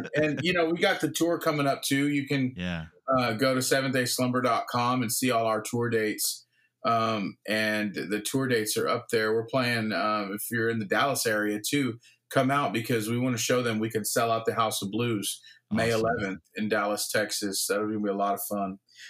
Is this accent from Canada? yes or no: yes; Victoria, British Columbia, Canada; who's from my hometown of Victoria